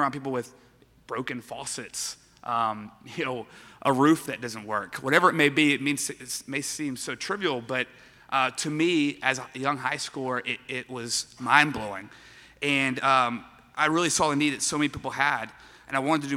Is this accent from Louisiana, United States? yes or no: yes; Baton Rouge, Louisiana, United States; I was born and raised in Baton Rouge, where I attended Parkview Baptist Church